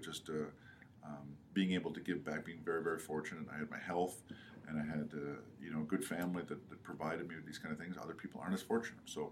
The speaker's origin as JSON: {"language": "English", "country": "Canada", "tie": "born or raised there", "moved": "yes", "said": "growing up in Canada"}